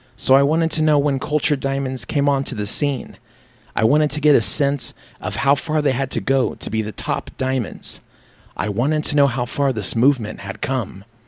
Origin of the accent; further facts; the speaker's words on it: United States; Growing up in the States as I did